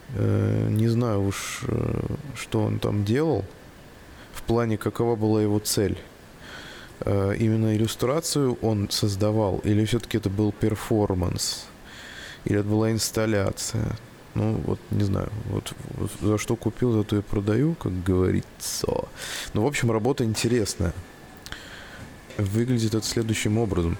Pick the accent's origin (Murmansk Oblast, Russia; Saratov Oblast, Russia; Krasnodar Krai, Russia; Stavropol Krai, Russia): Saratov Oblast, Russia; Saratov; Не покидает ощущение э, деревни в, в родном городе Саратове